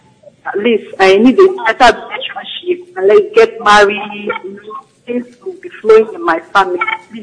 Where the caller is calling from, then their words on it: New York, United States; calling from New York.